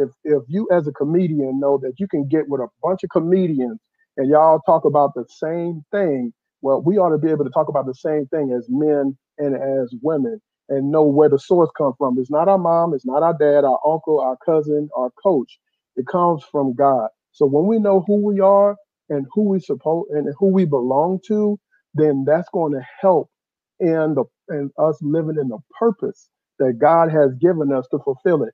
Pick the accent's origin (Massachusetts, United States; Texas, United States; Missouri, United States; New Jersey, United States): Texas, United States; Houston; I'm from, uh, uh, Southwest Houston by Sugarland, uh, Richmond.